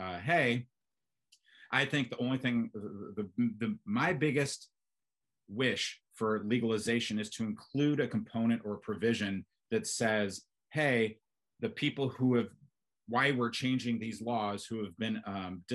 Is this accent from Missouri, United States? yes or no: yes; St. Louis, Missouri, United States; moved away as an adult; growing up in Missouri, in the suburbs of St. Louis